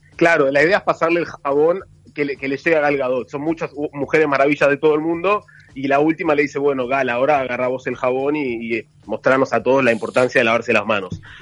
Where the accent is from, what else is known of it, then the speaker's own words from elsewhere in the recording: Uruguay; now in Israel; cuando éramos chicos en Uruguay